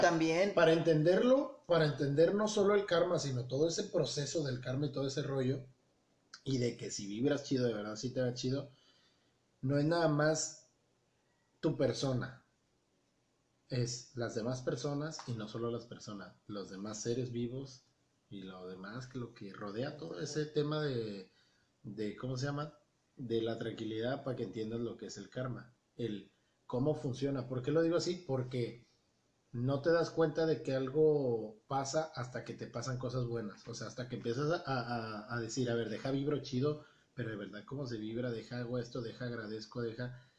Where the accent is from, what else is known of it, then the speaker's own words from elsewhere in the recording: Tabasco, Mexico; moved away; soy de Tabasco